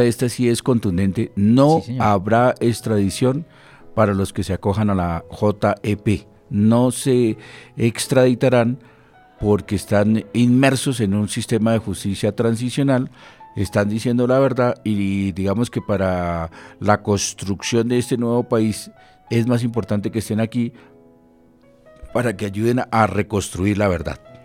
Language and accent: Spanish; Colombia; como ciudadanos y como colombianos